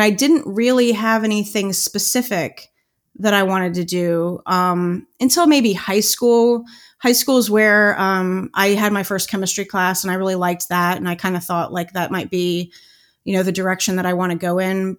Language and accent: English; Cincinnati, Ohio, United States; I grew up in Cincinnati. I grew up in the northern suburbs of Cincinnati